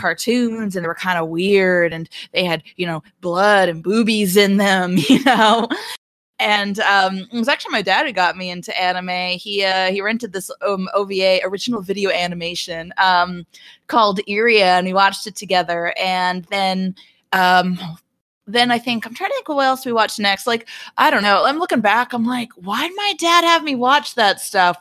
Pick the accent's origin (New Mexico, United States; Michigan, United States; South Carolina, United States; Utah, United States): New Mexico, United States; Albuquerque; now in Atlanta, United States; I grew up in Albuquerque, New Mexico